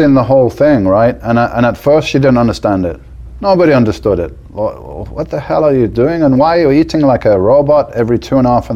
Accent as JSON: {"language": "English", "town": "Birmingham", "region": "West Midlands", "country": "United Kingdom", "moved": "as an adult", "lives_now": "Spain", "said": "I'm like, from Birmingham"}